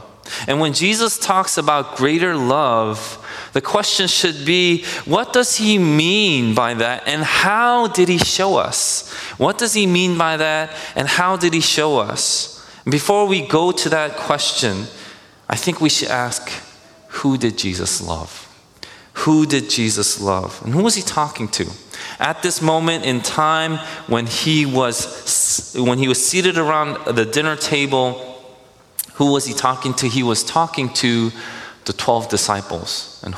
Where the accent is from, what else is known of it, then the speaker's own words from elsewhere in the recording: Minnesota, United States; I was like, yeah, I'm from Minnesota, and I like to play hockey then.